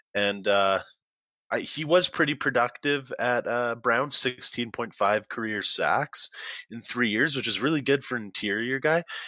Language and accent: English; Calgary, Alberta, Canada; I'm from Calgary